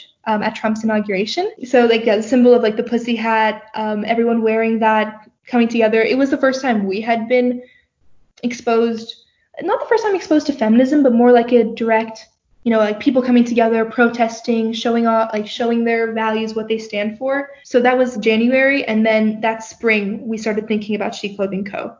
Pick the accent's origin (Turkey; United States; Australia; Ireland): Turkey; now in Canada; I grew up in Turkey.